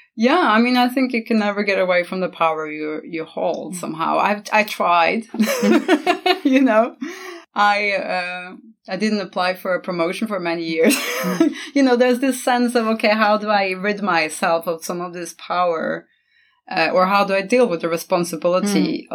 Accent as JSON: {"language": "English", "country": "Norway", "also_born_or_lived": "Costa Rica / China", "moved": "yes", "lives_now": "England", "said": "I'm from Norway. I've lived in several different countries, starting with Norway, moving on to Costa Rica, England, China."}